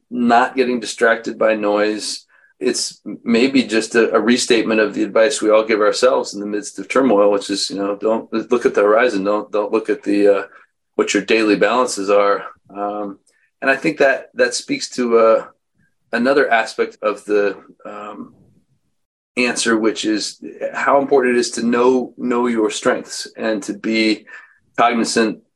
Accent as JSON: {"language": "English", "town": "Missoula", "region": "Montana", "country": "United States", "tie": "born or raised there", "said": "I was born in Missoula, Montana"}